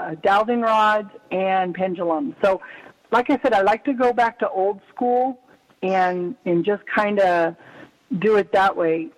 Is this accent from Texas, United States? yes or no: no; Bay Area, California, United States; now in Nevada, United States; I grew up in the Bay Area, so in California